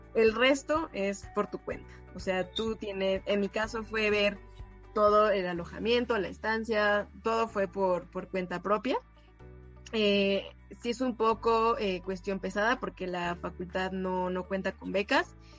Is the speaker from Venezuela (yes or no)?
no; Mexico; como mexicana y dos como orgullosa universitaria de la FMBZ